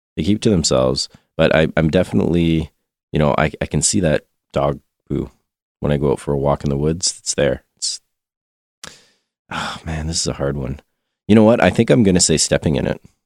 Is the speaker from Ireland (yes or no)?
no; Canada; being Canadian